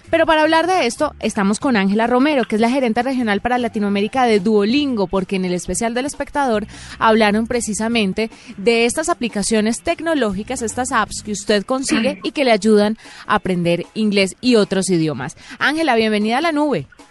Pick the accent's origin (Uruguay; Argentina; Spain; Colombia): Colombia; los que somos colombianos, español, inglés